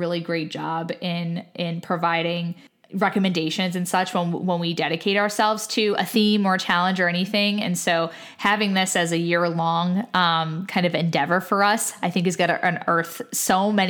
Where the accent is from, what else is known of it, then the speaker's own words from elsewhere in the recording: United States; someone who is an American